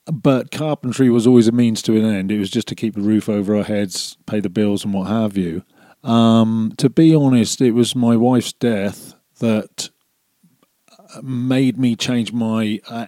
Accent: Cornwall, South West England, United Kingdom; moved away as an adult; also born or lived in Calgary, Canada; now in Airdrie, Canada; I was raised in Cornwall, which is a beautiful, beautiful place.

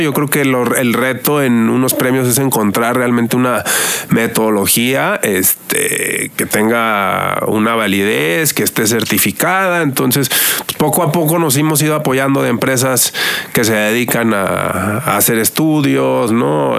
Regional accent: Mexico; somos el país de América Latina que más consume radio y digital

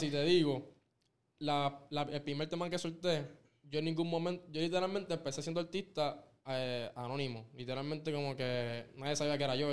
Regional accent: Caguas, Puerto Rico; del pueblo que yo soy, que es Cagua

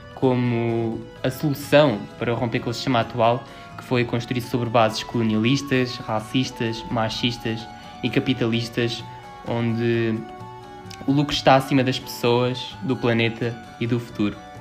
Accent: Albufeira, Algarve, Portugal; sou da Albufeira

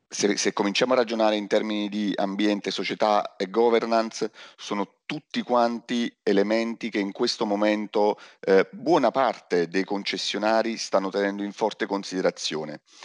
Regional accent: Naples, Campania, Italy; sono napoletano

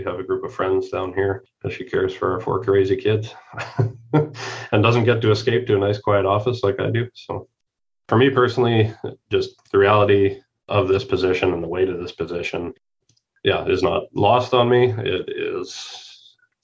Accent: Canada; moved away as an adult; now in United States; We are Canadian

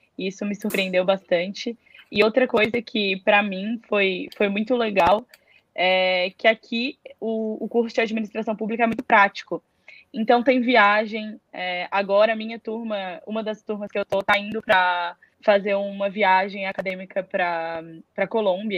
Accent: Florianópolis, Santa Catarina, Brazil; moved away as an adult; now in São Paulo, Brazil; eu vivi a minha vida inteira em Floripa, no mesmo apartamento, então eu nunca tinha ido, é, nunca morei em outro lugar

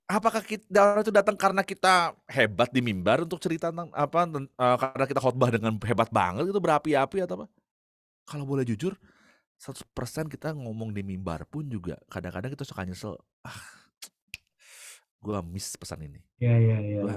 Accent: Bandung, West Java, Indonesia; Lalu gue dijemput biasa kan gitu ya karena gue dari Bandung

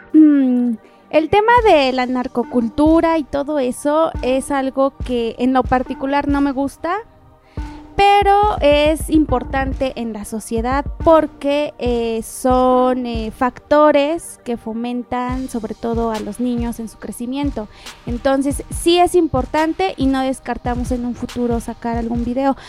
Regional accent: Puebla, Mexico; Yo soy poblana.

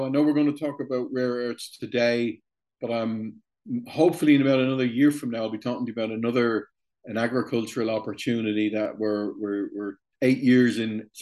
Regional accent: Dublin, Leinster, Ireland; I was born in Dublin, 1965. Grew up in Ireland

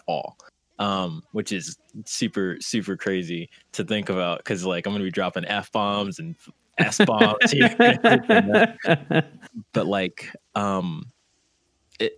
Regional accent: New Jersey, United States; now in California, United States; Originally, I'm from New Jersey, but I currently reside in California.

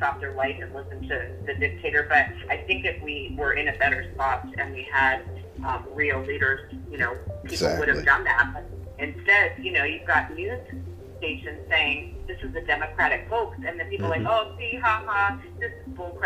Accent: New York, United States; I'm a New Yorker

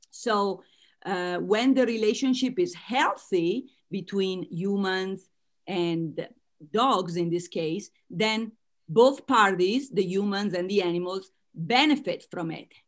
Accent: United States; accent: Italian American; As you can tell from my accent, I am Italian American.

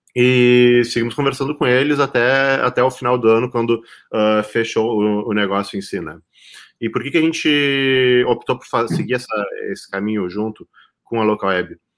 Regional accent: Pelotas, Rio Grande do Sul, Brazil; also born or lived in São José dos Campos; Estou aqui em Pelotas, Rio Grande do Sul, que é a minha cidade natal

